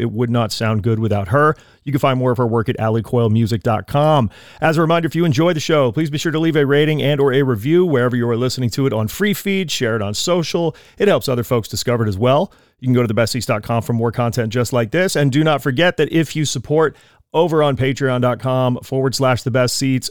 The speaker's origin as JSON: {"language": "English", "region": "East Coast", "country": "United States", "moved": "yes", "lives_now": "California, United States", "said": "I'm from the East Coast."}